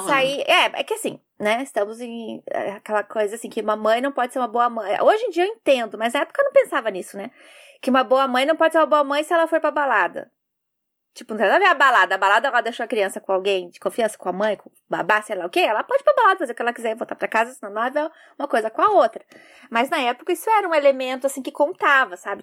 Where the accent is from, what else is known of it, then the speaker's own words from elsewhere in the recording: Curitiba, Paraná, Brazil; now in Japan; Eu sou curitibana